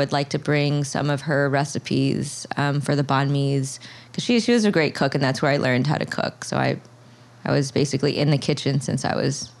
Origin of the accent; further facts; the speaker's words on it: Florida, United States; moved away as an adult; also born or lived in Cambodia; now in Brooklyn, United States; I'm from Florida